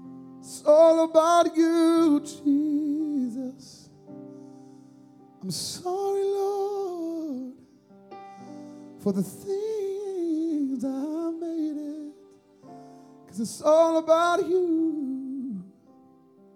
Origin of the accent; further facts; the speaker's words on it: South Georgia, United States; I was raised in South Georgia